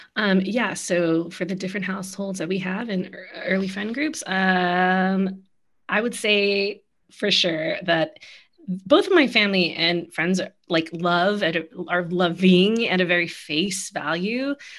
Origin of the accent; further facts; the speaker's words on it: Philippines; my life as a Filipino